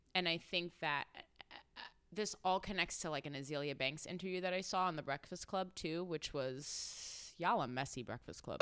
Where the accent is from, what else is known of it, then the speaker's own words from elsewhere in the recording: New York City, New York, United States; I'm from Brooklyn